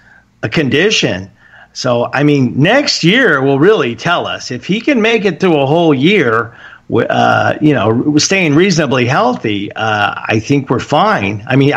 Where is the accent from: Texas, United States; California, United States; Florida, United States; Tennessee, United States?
California, United States; Long Beach; I'm from Long Beach, and I didn't go to Long Beach State.